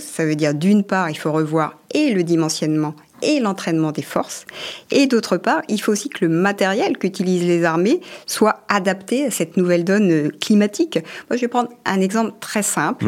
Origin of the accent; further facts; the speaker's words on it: France; chez nous en France